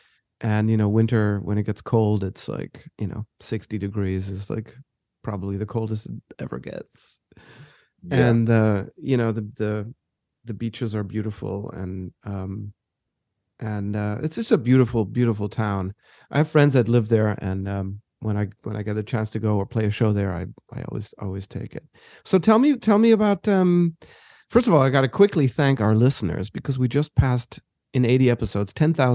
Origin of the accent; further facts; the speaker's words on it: Johannesburg, Gauteng, South Africa; moved away; I grew up in South Africa, and in Johannesburg.